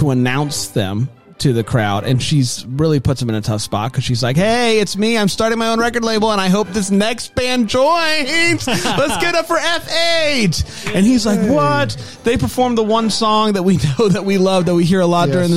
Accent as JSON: {"language": "English", "town": "Greenville", "region": "South Carolina", "country": "United States", "said": "I am 31, and I am from Greenville, South Carolina"}